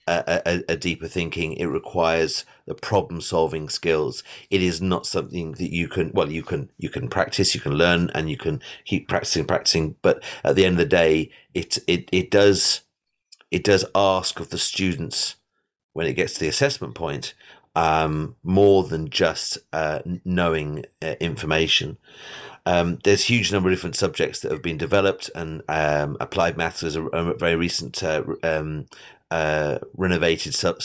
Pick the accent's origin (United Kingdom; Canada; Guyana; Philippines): United Kingdom; England; now in Ireland; I'm English. I went through the A-level system